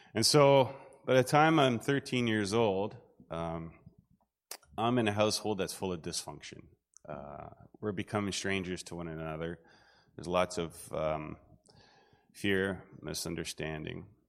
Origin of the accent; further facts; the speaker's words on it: Southern Ontario, Canada; I grew up in Southern Ontario, um, in a farming community